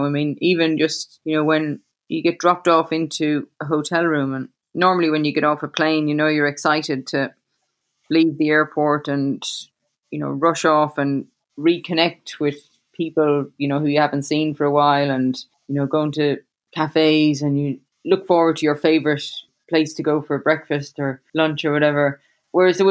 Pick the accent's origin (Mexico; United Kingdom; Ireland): Ireland; Cobh, Munster; moved away as an adult; also born or lived in United States / Australia; when I was growing up in Cove, I did a lot of running and training by myself